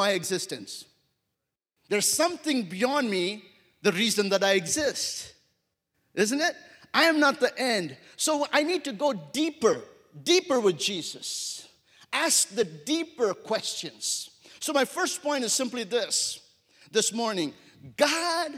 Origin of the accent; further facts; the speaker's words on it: India; moved away as an adult; also born or lived in Wyoming / Africa / America; I grew up in India for my first 22 years of my life. And I grew up in a city of 10 million people.